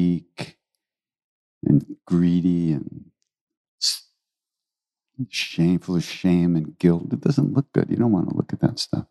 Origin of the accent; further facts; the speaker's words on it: New York City, New York, United States; I was born in New York City